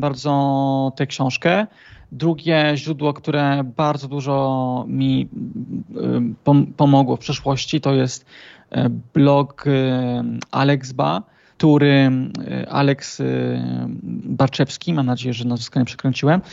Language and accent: Polish; Trzebinia, Lesser Poland, Poland; pochodzę z y, niewielkiej miejscowości w południowej Polsce, tak godzinę od, od Krakowa, mhm. z e, Trzebieni